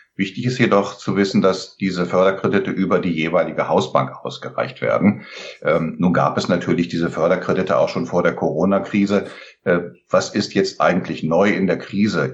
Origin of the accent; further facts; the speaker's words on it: Lower Saxony, Germany; now in Oberursel, Germany; bin gebürtiger Niedersachse